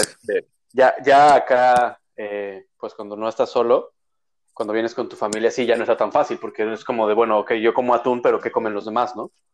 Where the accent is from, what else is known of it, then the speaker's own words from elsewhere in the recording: Mexico; now in Canada; como mexicanos